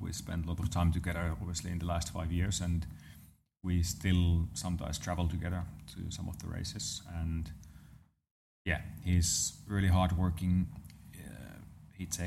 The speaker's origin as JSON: {"language": "English", "town": "Lahti", "region": "Päijät-Häme", "country": "Finland", "tie": "born or raised there", "said": "Around my hometown, there's those roads that are just meant to be driven fast. So nice. So around Lahti area in Finland"}